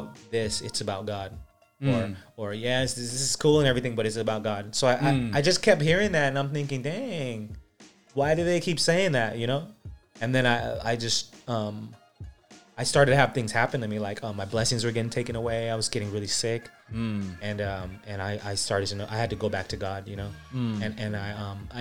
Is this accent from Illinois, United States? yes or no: no; California, United States; also born or lived in Philippines; when I moved from the Philippines, it was basically like a New York City, but of California